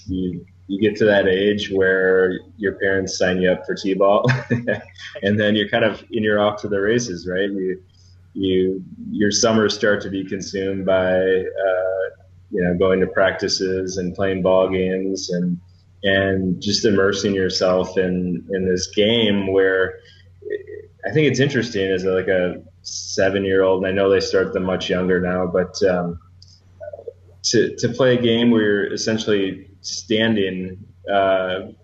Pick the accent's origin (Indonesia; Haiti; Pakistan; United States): United States; Burlington, Wisconsin; growing up in Burlington